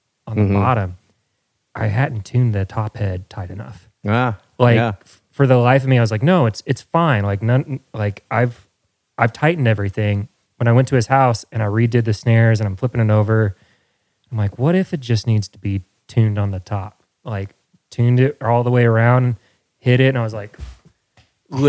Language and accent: English; Midwest, United States; growing up in the Midwest when it was cold and rainy